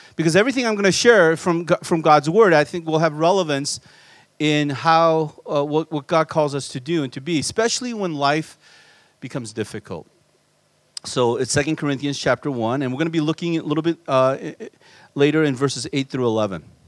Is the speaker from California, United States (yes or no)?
yes; Southern California, United States; born or raised there; also born or lived in Korea